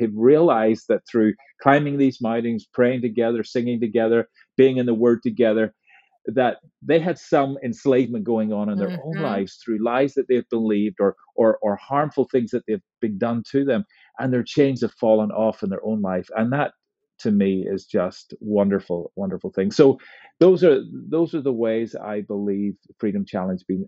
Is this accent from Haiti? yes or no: no; Northern Ireland, United Kingdom; in my own life growing up in Northern Ireland